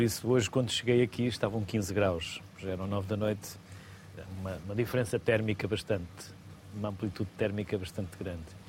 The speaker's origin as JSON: {"language": "Portuguese", "area": "the North", "region": "Norte", "country": "Portugal", "said": "eu sou do Norte"}